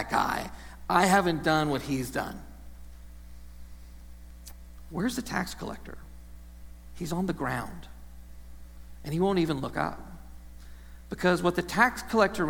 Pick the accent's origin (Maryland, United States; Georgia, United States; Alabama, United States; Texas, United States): Texas, United States; now in Ohio, United States; growing up in Texas, I didn't know the sunshine could go away for as long as it does here